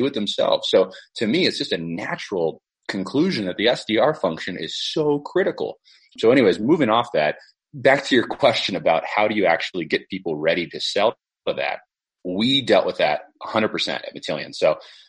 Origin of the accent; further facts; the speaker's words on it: Silicon Valley, California, United States; I grew up in the Silicon Valley and I watched the dot-com boom happen